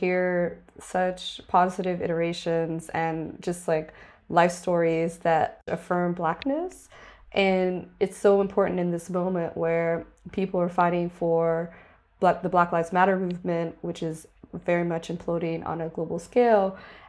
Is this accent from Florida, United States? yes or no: yes; Miami, Florida, United States; And growing up in Miami, I also learned about Mary Bethune Cookman and her work as an icon